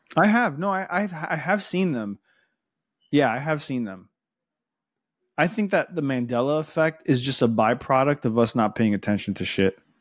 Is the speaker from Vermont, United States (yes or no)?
no; Miami, Florida, United States; accent: Spanish